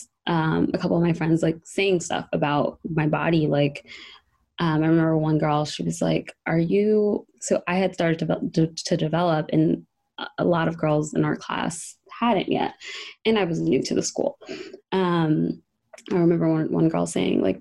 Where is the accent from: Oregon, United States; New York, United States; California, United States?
New York, United States; New York City; also born or lived in Long Island; In New York. So I'm originally from Harlem.